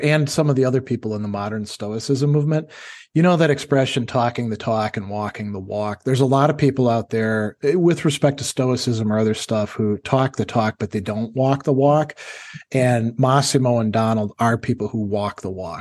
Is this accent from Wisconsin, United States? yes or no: yes; Wisconsin, United States; also born or lived in North Carolina / Indiana; now in New York, United States; we're both from Wisconsin. We actually went to high school together